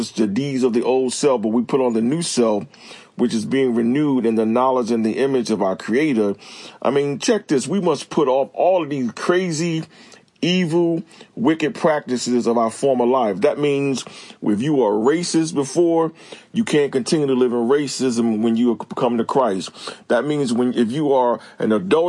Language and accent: English; Newark, New Jersey, United States; also born or lived in Irvington, New Jersey; now in Clayton, North Carolina, United States; I grew up in Irvington and Newark, New Jersey, with a predominantly Black neighborhood